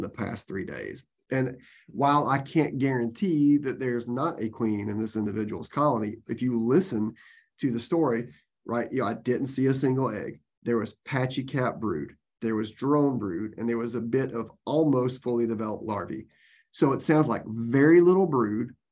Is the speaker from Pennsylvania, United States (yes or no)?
no; Georgia, United States; moved away as an adult; now in Florida, United States; I was from Georgia and worked at the University of Georgia